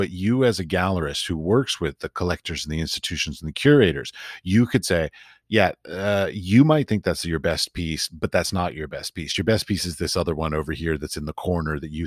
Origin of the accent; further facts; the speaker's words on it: United States; also born or lived in Washington, D.C. / San Francisco / North Carolina; I'm an American artist